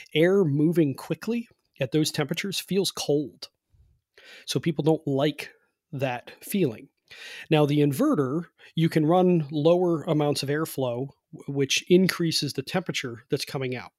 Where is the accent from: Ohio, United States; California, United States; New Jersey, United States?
Ohio, United States; Cleveland; now in West Virginia, United States; I'm from Cleveland, happen to be living in West Virginia now, but I'm from Cleveland, which is a cold climate.